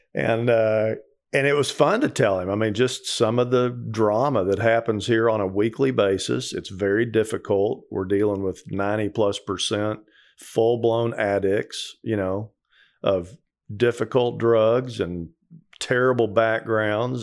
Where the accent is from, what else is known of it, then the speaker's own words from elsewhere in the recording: Texas, United States; moved away; also born or lived in Colorado; I grew up in Texas